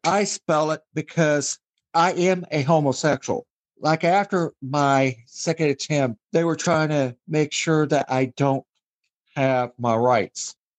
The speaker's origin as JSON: {"language": "English", "town": "Wichita", "region": "Kansas", "country": "United States", "tie": "born or raised there", "also_born_or_lived": "Scotland", "said": "Was born in Scotland, but raised in the United States, Wichita, Kansas"}